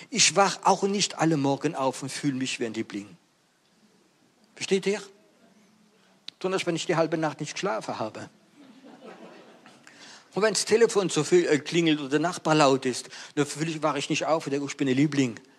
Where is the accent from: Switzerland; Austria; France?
France; German is a second language; Ihr wisst ja, ich bin Franzose und ich liebe die deutsche Sprache, aber es gibt einige Worte auf Französisch, die sind schöner wie Deutsch.